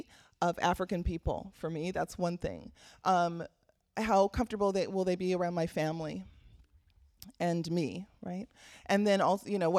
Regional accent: Belize; now in Sacramento, United States; I'm also an immigrant. I'm a Caribbean woman, so I'm from Belize.

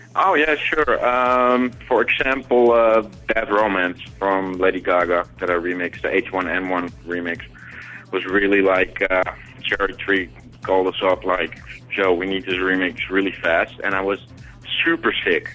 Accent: Amsterdam, North Holland, Netherlands; also born or lived in South America; now in New York, United States; I grew up in South America, and I grew up in uh, in Amsterdam

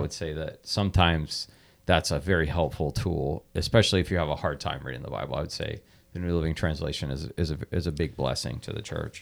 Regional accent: United States; we're blessed as American Christians

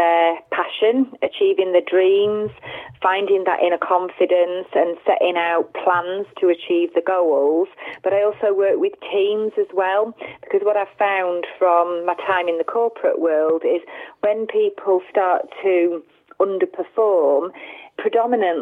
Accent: Worksop, East Midlands, United Kingdom; I was born and bred in Worksop back in 1974

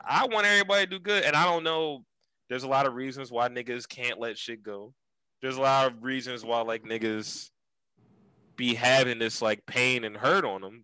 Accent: Philadelphia, Pennsylvania, United States; growing up in Germantown.

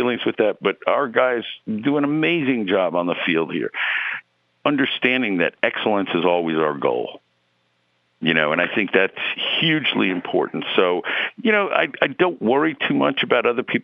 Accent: New York City, New York, United States; moved away as an adult; also born or lived in Bronx, New York; now in St. Louis, United States; I was born and raised in Queens, lived in the Bronx for a little bit, but mostly Queens

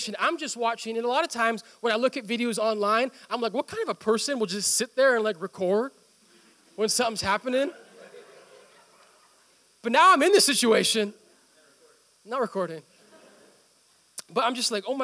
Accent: India; moved away; my home country

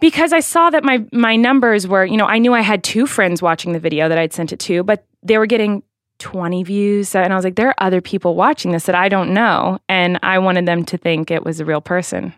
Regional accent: Santa Barbara, California, United States; I was born in Santa Barbara, California in November

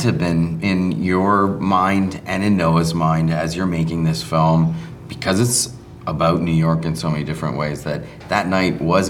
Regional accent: Toronto, Ontario, Canada; because that's my hometown?

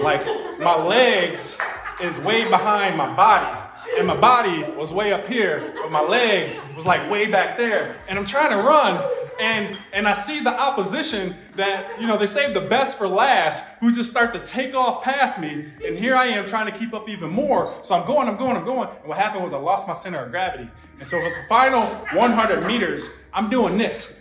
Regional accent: Buffalo, New York, United States; I'm from Buffalo

